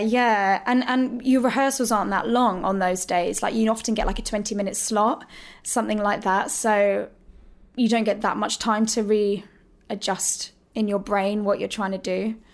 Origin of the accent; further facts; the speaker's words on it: Hemel Hempstead, East of England, United Kingdom; I grew up in Hertfordshire. I was born in Hemel Hempstead.